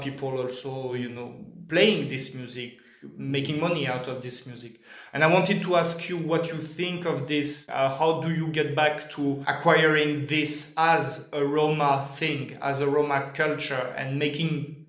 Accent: France; So I come from France.

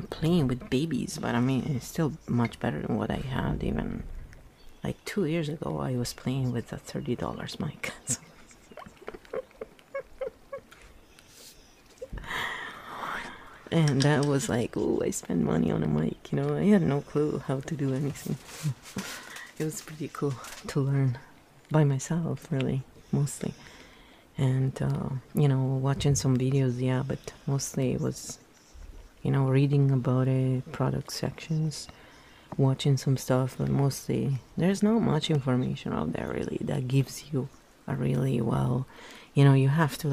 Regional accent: Italy; English is a second language; moved away as an adult; I was raised in Italy until I was 24, you know, and Italian and English are very different in terms of grammar and everything, so I had to relearn everything

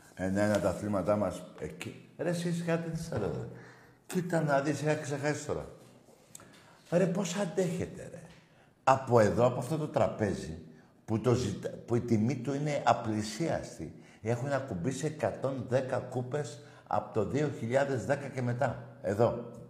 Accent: Greece; ευτυχισμένος που είμαι Έλληνας

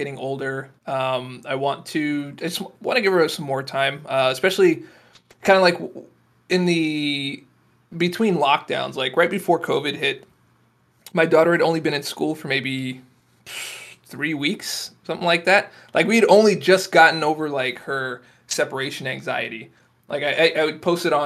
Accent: Florida, United States; moved away; I'm from Florida

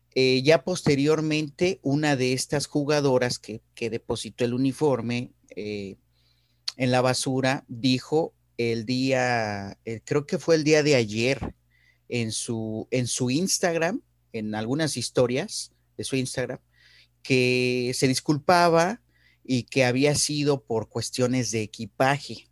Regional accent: Mexico; me siento muy orgulloso de ser mexicano y, también de haber nacido en un país con, con una diversidad cultural como el nuestro

